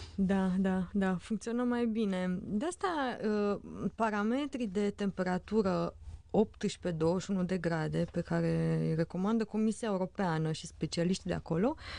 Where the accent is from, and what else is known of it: Romania